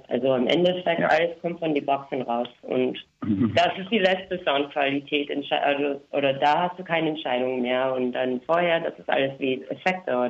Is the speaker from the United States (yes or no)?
yes; United States; German is a second language; moved away; ich komme ursprünglich aus den USA